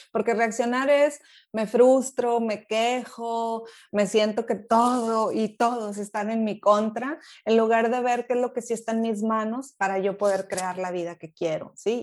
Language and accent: Spanish; Monterrey, Nuevo León, Mexico; moved away as an adult; also born or lived in England; now in Germany; Allá crecí en Monterrey, toda mi vida estuve por ahí